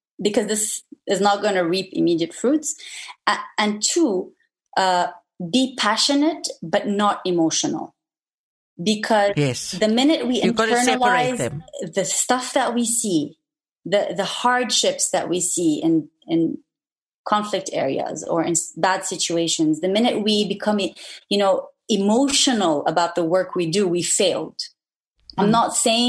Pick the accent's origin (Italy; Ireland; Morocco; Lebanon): Lebanon; moved away as an adult; also born or lived in New York; born and raised in Lebanon